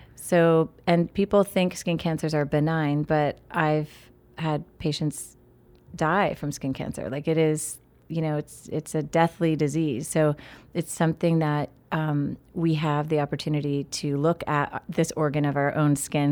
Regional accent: State College, Pennsylvania, United States; growing up in Happy Valley, Pennsylvania

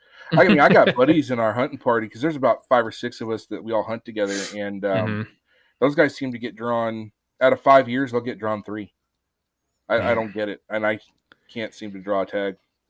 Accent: Apache Junction, Arizona, United States; Well, so I grew up in Arizona, out in the deserts, in Apache Junction, Arizona.

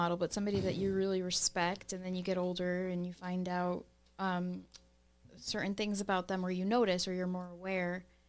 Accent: Baltimore, Maryland, United States; I grew up in Baltimore.

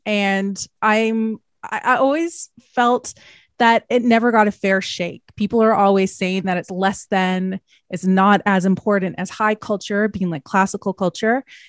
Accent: Canada; I'm Canadian

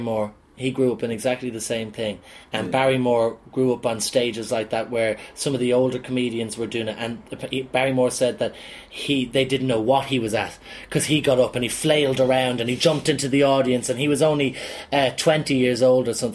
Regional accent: Dublin, Leinster, Ireland; I'm a lad from Talla, and I grew up with the fucking man's man

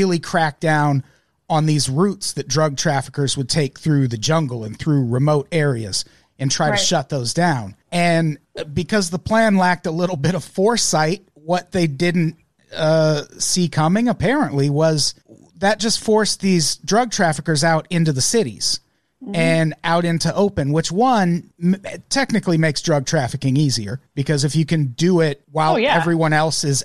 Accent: Illinois, United States; I grew up in the Midwest, in Illinois specifically

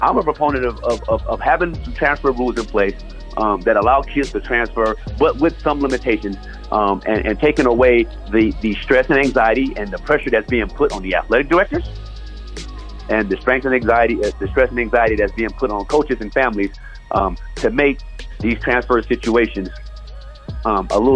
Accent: Los Angeles, California, United States; I lived on 7th Avenue Vernon, grew up there, went to Crenshaw

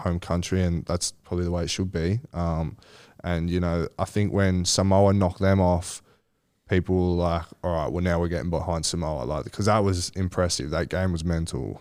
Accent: Sydney, New South Wales, Australia; also born or lived in Malabar / Kingsford; I grew up in Kensington, which is, uh, five, five, ten minutes from Coogee.

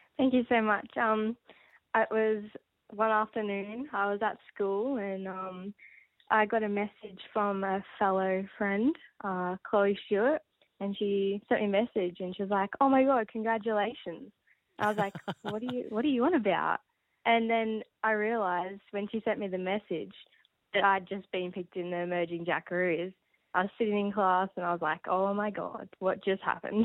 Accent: Maryborough, Victoria, Australia; my small hometown in Maryborough, Victoria.

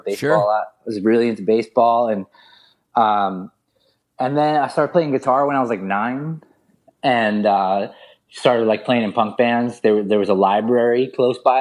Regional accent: New York City, New York, United States; I grew up in Queens

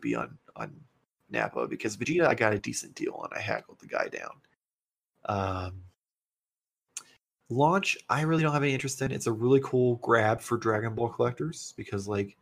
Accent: United States; as an American

